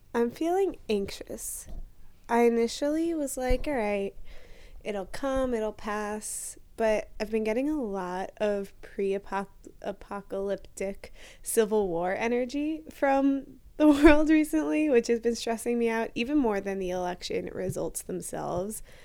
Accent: New York, United States; moved away as an adult; now in Pennsylvania, United States; We're both from New York

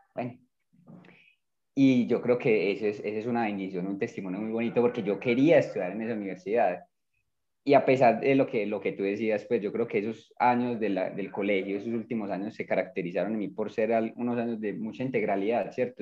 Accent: Medellín, Antioquia, Colombia; Yo nací aquí en Medellín

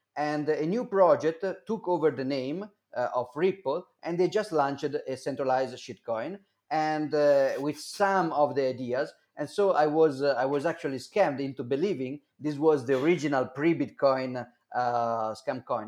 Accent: Milan, Lombardy, Italy; English is a second language; I I born in 1983 uh, in Milan.

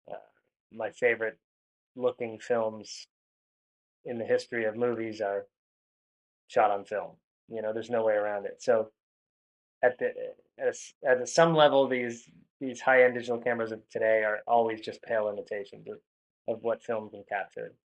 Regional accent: New England, United States; I grew up in New England where there's a lot of atmospheric conditions, a lot of weather conditions.

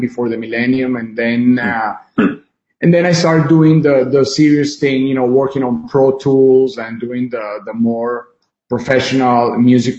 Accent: Venezuela; now in United States; I was born in Venezuela, born and raised, until, you know, been half of my life there, my second half here in the United States

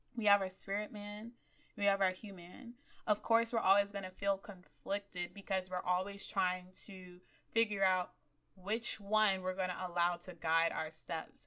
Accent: Miami, Florida, United States; growing up in Miami

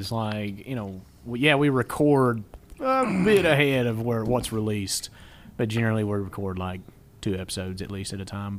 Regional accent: Appalachian Mountains, United States; because we're from the Appalachian Mountains

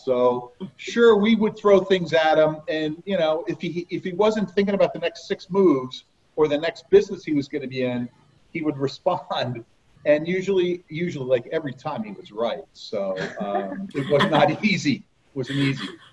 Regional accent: Harding, New Jersey, United States; we grew up in Harding, down by outside of Morristown

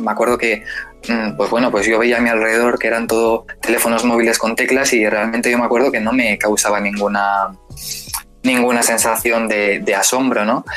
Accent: San Sebastián, Basque Country, Spain; soy español eh, de San Sebastián

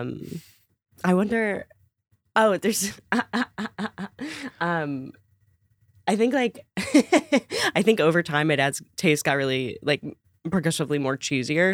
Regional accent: Connecticut, United States; I grew up in Connecticut

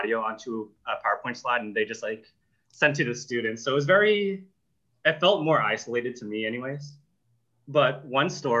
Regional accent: Boston, Massachusetts, United States; I'm from Boston

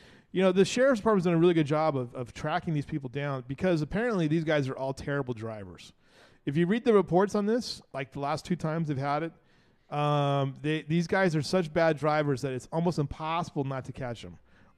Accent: Banning, California, United States; now in Kerrville, United States; I grew up in Banning, California, and they're right on the 10 freeway.

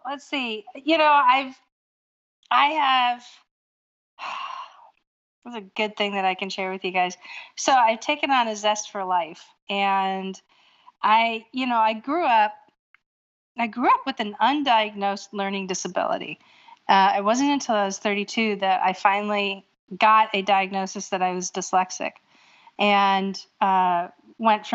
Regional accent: Erie, Pennsylvania, United States; moved away as an adult; also born or lived in New England / Hawaii; now in Norfolk, United States; I was born and raised in Erie, Pennsylvania

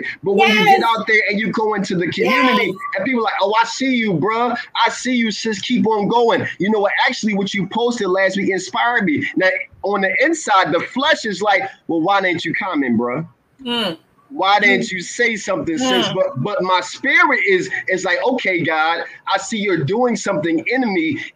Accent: Philadelphia, Pennsylvania, United States; I grew up in West Philadelphia, born and raised

